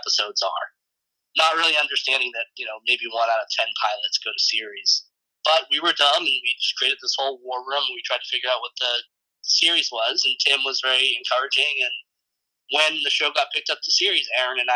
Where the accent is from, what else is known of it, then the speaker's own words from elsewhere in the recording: Randolph, Massachusetts, United States; moved away as an adult; now in Pasadena, United States; I grew up in Randolph, Massachusetts